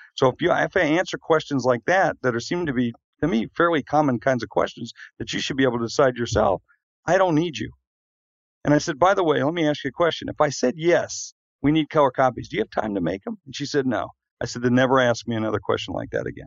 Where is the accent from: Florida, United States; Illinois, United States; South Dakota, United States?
South Dakota, United States; moved away; I'm from South Dakota